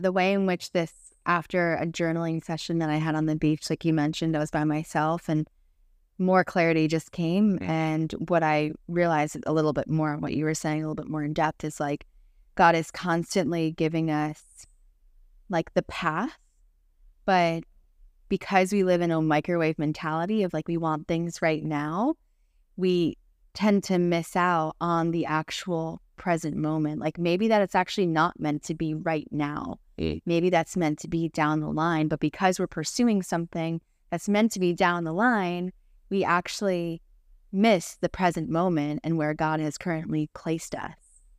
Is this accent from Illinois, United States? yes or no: no; New Jersey, United States; now in Florida, United States; we're from New Jersey and we couldn't tell them already. We lived there, me, my entire life, Sebastian, majority of his life. And we moved to Florida about 3 years ago.